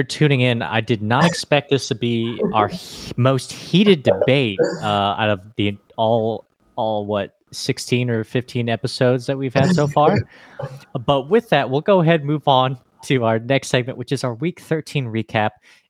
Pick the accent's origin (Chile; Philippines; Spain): Philippines; If you didn't know, I am Filipino. And if you don't know what Filipinos do, they sing karaoke.